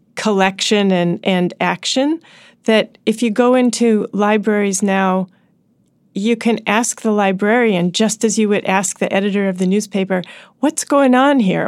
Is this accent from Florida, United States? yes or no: no; Washington, District of Columbia, United States; my hometown